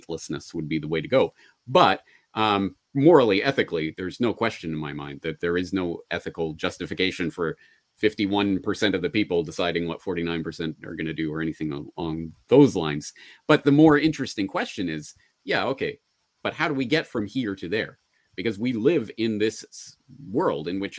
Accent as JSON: {"language": "English", "region": "Alberta", "country": "Canada", "tie": "born or raised there", "said": "I was born and raised in Alberta"}